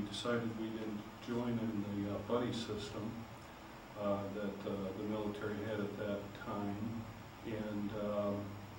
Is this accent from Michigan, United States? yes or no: yes; Grand Rapids, Michigan, United States; also born or lived in Dutton, Michigan / Caledonia, Michigan; I was born in Grand Rapids.